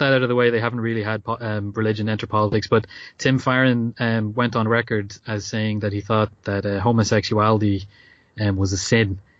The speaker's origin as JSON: {"language": "English", "country": "Ireland", "said": "as an Irish person"}